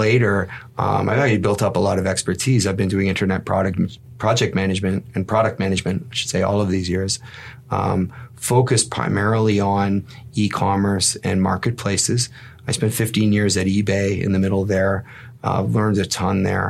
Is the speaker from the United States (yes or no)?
no; Toronto, Ontario, Canada; also born or lived in Winnipeg, Manitoba, Canada / Mississauga, Ontario, Canada; I was born in Winnipeg, but I was raised here in the Toronto area. I was in Scarborough until I was about 11 and then came out to the West End and I grew up in Mississauga.